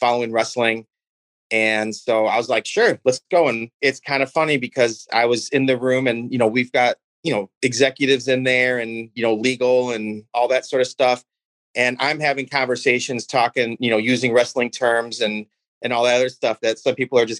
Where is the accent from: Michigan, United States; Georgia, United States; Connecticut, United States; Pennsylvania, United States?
Michigan, United States; I'm from Michigan.